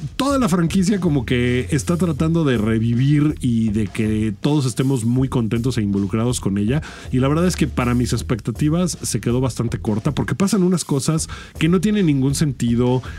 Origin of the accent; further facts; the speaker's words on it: Mexico; uno como mexicano